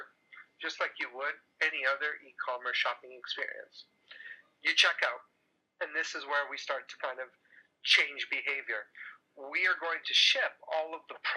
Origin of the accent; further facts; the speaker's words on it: Toronto, Ontario, Canada; I'm Canadian, grew up in Toronto.